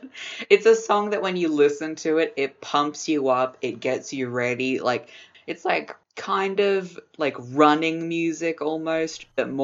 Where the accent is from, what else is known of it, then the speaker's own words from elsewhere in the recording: Brooklyn, New York, United States; Hey, I'm from Brooklyn.